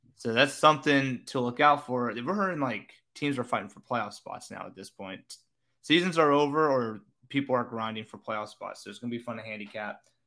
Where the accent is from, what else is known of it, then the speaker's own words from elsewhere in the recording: the South, United States; born and raised in the South, you learn to breathe humid air